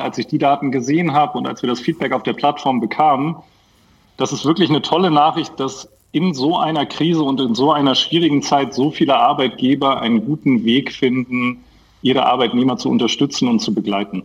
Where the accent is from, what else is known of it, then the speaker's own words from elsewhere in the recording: Hamburg, Germany; bin ich Hamburger Jung